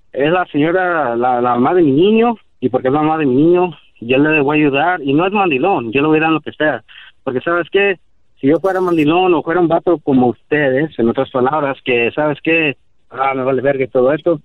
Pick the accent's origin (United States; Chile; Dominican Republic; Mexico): United States; Spanish is a second language; Yo soy chicano, descendiente de mis jefes que son de Guerrero, Tierra Caliente.